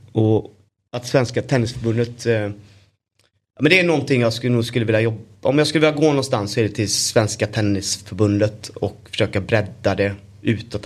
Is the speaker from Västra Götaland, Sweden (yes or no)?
yes; Gothenburg, Västra Götaland, Sweden; min pappa var också fotbollstränare för generationer av kids i Örgryte Skår, där jag kommer ifrån.